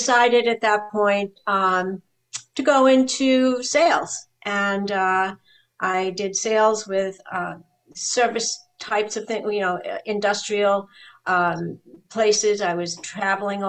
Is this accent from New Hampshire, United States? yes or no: yes; New Hampshire, United States; moved away as an adult; also born or lived in Ohio / New York; I'm actually from New Hampshire.